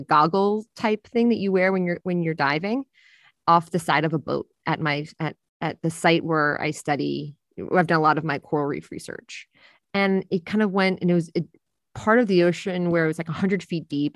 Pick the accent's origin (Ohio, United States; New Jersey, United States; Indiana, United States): New Jersey, United States; Jersey Shore; I'm a beach lifeguard in my hometown on the Jersey Shore